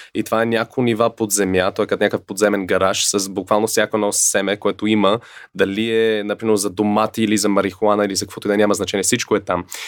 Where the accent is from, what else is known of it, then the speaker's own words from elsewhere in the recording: Canada; now in Bulgaria; съм израснал и в Канада и там, когато зимата дойде е ужас